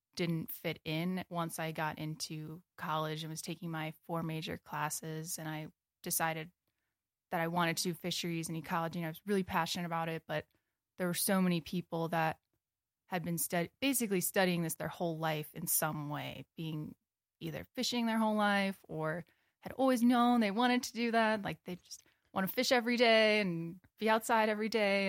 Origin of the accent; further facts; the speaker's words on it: Wisconsin, United States; moved away as an adult; also born or lived in Corning, Iowa / Colorado / Michigan / Wyoming; now in Bozeman, United States; I grew up in Wisconsin